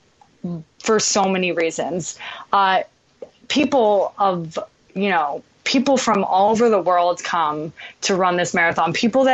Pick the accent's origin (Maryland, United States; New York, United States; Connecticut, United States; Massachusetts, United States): New York, United States; I'm from New York